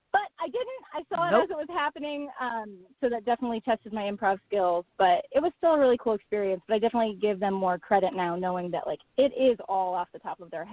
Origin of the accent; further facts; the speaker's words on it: Buffalo, New York, United States; moved away as an adult; also born or lived in Niagara Falls, New York; now in Los Angeles, United States; I grew up in New York